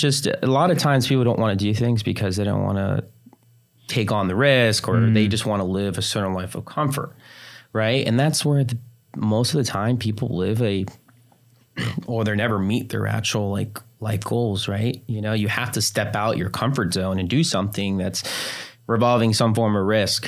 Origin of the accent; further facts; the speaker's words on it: New Jersey, United States; moved away; I was raised in New Jersey, and my whole family's still there